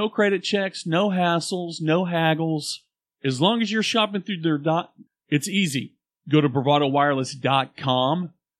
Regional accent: Oklahoma, United States; y'all are from Oklahoma. We're like, yeah.

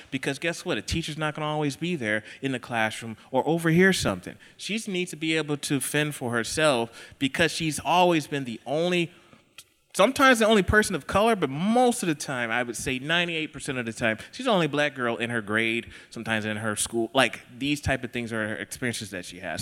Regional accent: Texas, United States; now in Idaho, United States; I live in Idaho, uh, but I'm not from, I'm from Texas

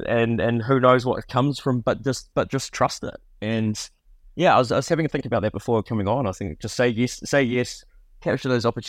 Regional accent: New Zealand; summarizes the childhood growing up in New Zealand.

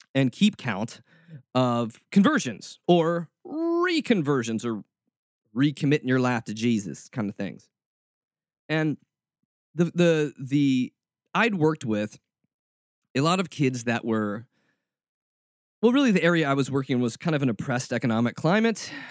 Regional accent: United States; as American Christians

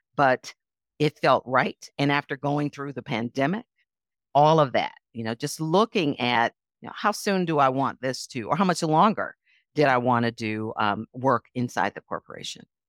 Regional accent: Milwaukee, Wisconsin, United States; moved away; also born or lived in Chicago; even as a little girl growing up in Milwaukee as a Girl Scout

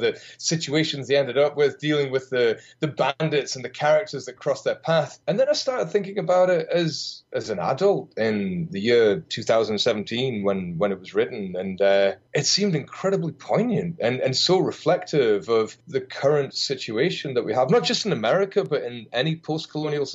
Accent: United Kingdom

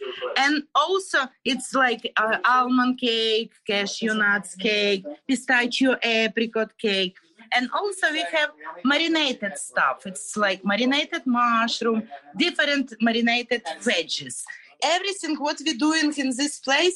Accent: Kyiv Oblast, Ukraine; English is a second language; moved away as an adult; now in Flagler Beach, United States; we're both from Ukraine.

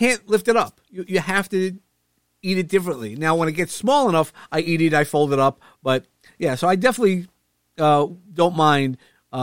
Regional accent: New York City, New York, United States; I'm from Brooklyn

